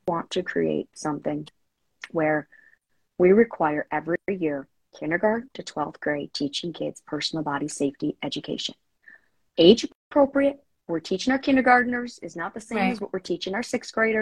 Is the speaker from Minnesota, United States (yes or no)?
no; Illinois, United States; my home state of Illinois